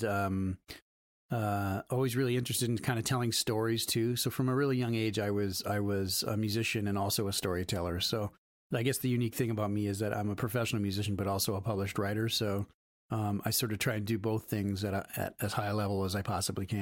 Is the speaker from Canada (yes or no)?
yes; Canada; moved away; also born or lived in Ohio, United States; I'm Canadian